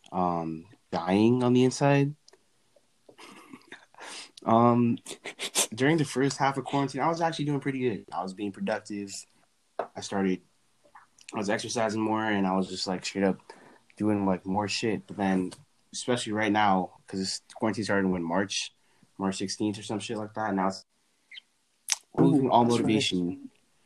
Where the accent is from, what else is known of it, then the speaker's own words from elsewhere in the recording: Los Angeles, California, United States; We went to Granada Hills Charter High School in Granada Hills, California